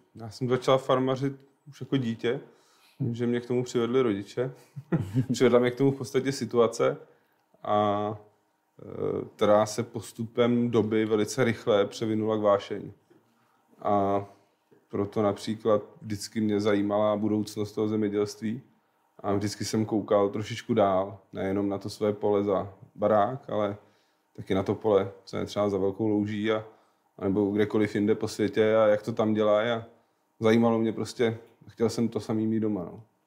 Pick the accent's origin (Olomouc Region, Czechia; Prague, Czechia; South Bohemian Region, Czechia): Prague, Czechia; Já jsem rodilej Pražák.